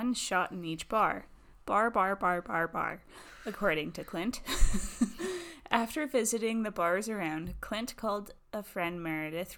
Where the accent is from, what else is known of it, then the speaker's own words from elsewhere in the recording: Canada; we're Canadian